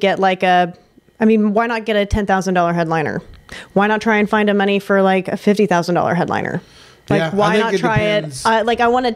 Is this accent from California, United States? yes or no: no; Tulsa, Oklahoma, United States; now in Dallas, United States; that's my hometown, right? Like it's important to me to grow the scene of Tulsa